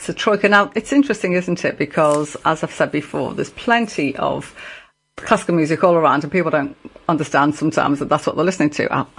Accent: Liverpool, North West England, United Kingdom; being a Scouser and a Liverpool supporter

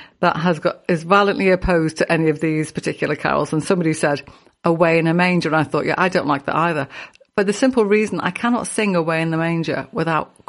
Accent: Liverpool, North West England, United Kingdom; I grew up on Liverpool Council Estate and I've been singing in choir since I was six

